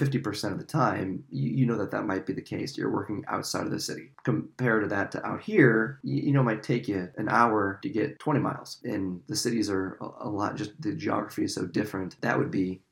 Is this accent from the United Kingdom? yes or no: no; South Dakota, United States; moved away as an adult; now in East Coast, United States; growing up in South Dakota